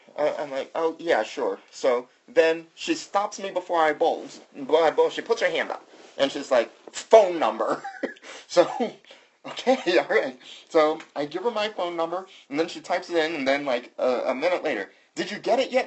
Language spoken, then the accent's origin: English; the South, United States; I'm from the South